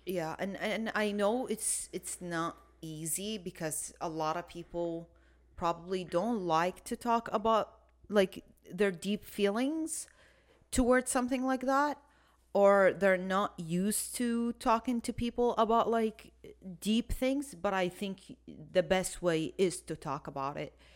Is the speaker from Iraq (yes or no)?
yes; Iraq; moved away; I'm from Iraq